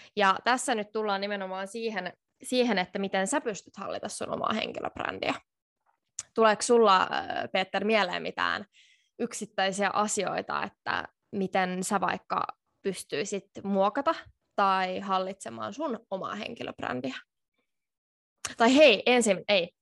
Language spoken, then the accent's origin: Finnish; Finland; moved away as an adult; now in Tallinn, Estonia; mä oon Suomesta ja mä opiskelen täällä Tallinnassa